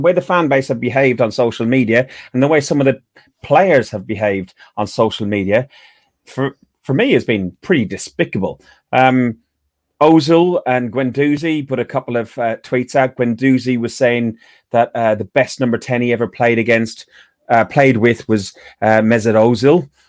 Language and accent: English; Ireland; I will follow England in a tournament, but I'm Irish. I will always support Ireland through and through.